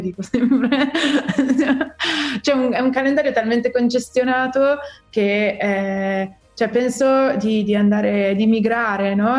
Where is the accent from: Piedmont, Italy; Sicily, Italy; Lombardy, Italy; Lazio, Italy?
Lombardy, Italy; Milan; sono milanese proprio fino al midollo